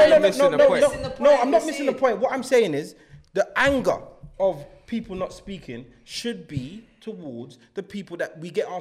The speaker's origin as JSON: {"language": "English", "country": "Jamaica", "said": "I'm a Jamaican."}